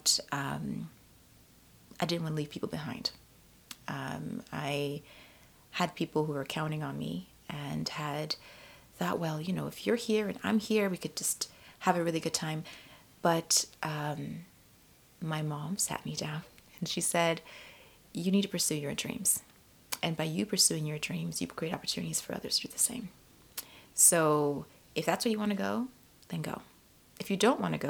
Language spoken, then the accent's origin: English; New England, United States; moved away as an adult; also born or lived in Africa; now in Washington, D.C., United States; I grew up in New England, and I came to college in D.C.